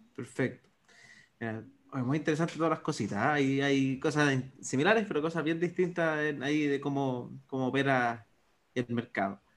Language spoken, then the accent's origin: Spanish; Chile